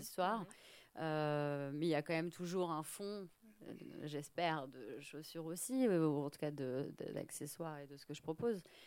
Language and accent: French; France; now in Paris, France; je suis française, mais je suis pas parisienne.